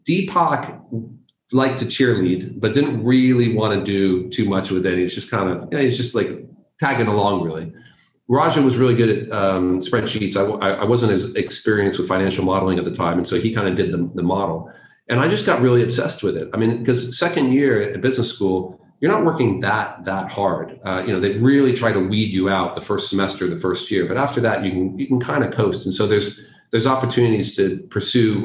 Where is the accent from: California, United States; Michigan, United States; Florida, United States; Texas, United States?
California, United States; San Francisco; moved away as an adult; now in London, United Kingdom; I'm from the States and specifically from California, specifically from San Francisco, which brands itself as the burrito capital of the world. And so grew up eating just a colossal amount of Mexican food